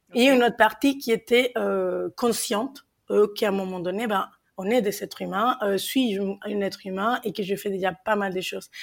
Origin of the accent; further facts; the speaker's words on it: Mexico; accent: Mexican; French is a second language; moved away as an adult; now in France; vous l'entendez à mon accent, je suis mexicaine en France depuis maintenant 14 ans